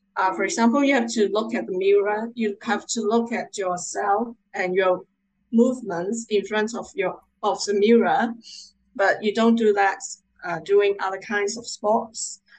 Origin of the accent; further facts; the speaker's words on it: Hong Kong; I'm from Hong Kong